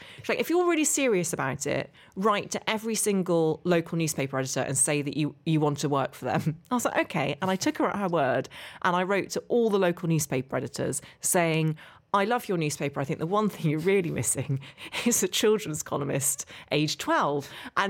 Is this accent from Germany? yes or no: no; Derry, Northern Ireland, United Kingdom; You can't hear it in my accent, but I actually grew up just outside Derry.